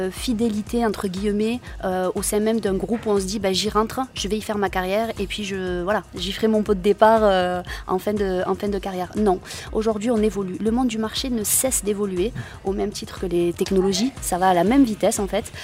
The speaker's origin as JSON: {"language": "French", "town": "Béziers", "region": "Occitania", "country": "France", "tie": "born or raised there", "said": "Je suis une native de Béziers, donc euh, je"}